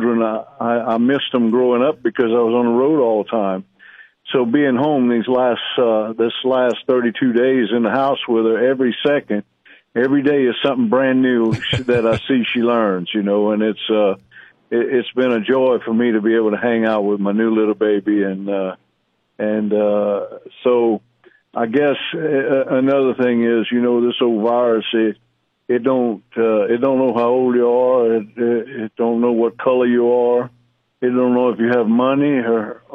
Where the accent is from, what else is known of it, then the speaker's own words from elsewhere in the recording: South Louisiana, United States; I'm from South Louisiana